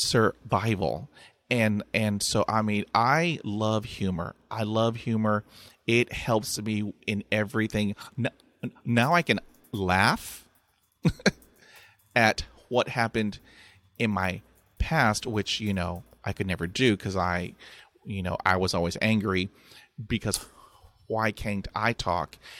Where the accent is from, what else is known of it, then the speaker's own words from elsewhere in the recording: Texas, United States; I'm from Texas, and we say, "Bless your heart,"